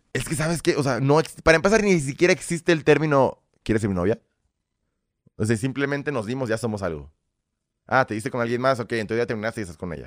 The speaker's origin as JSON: {"language": "Spanish", "country": "Mexico", "also_born_or_lived": "Belarus", "said": "Aquí los mexicanos siempre vamos a apoyar a nuestra gente primero"}